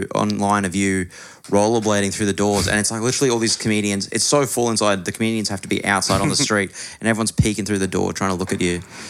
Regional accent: Brisbane, Queensland, Australia; moved away; also born or lived in Melbourne; I'm from Brisbane.

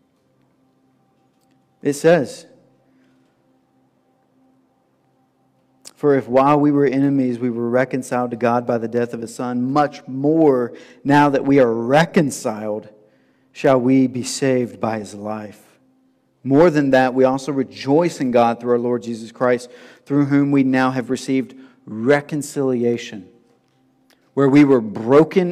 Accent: Tennessee, United States; being from the South and growing up in Tennessee

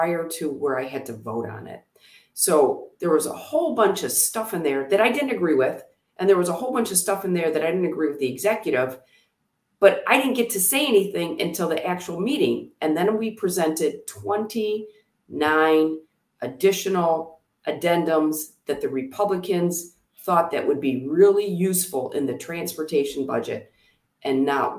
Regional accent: Oxford, Michigan, United States; we grew up in Oxford. Half of my life was spent in Oxford

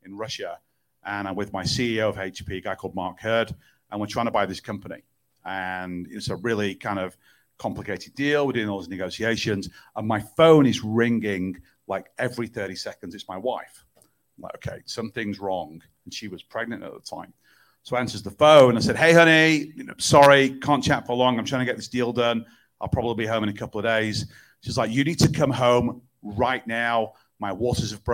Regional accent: Manchester, North West England, United Kingdom; I was born in Manchester, England, where I reside quite a lot of my time

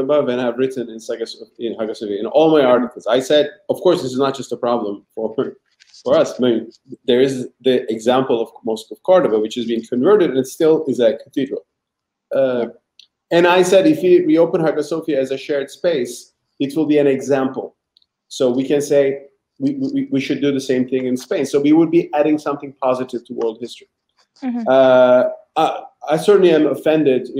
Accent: Istanbul, Turkey; moved away; I'm from Istanbul

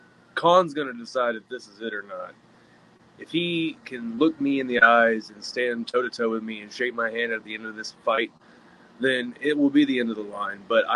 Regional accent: Dallas, Texas, United States; I grew up in South Dallas, where if you know anything about Dallas, South Dallas is probably the worst place you can go. But I also grew up in Deep Ellum as a mosh pit kid.

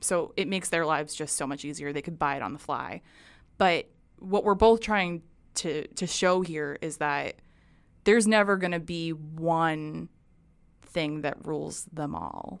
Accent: New Hampshire, United States; I grew up in New Hampshire.

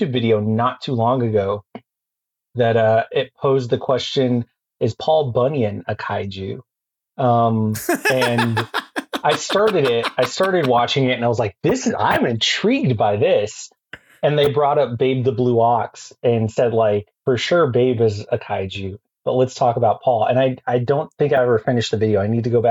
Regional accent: Texas, United States; now in Phoenix, United States; I grew up in Texas. I lived in Fort Worth for a while

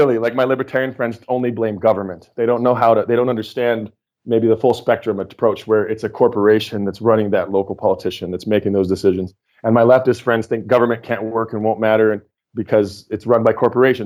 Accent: Oregon, United States; I grew up in Red State, Oregon. So I come from Militiaville

